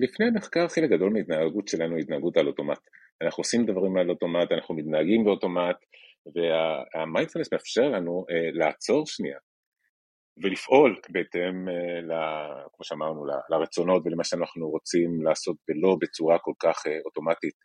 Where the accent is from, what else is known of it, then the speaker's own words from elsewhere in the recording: Chile; moved away as an adult; now in Israel; כשהייתי נער בצ'ילה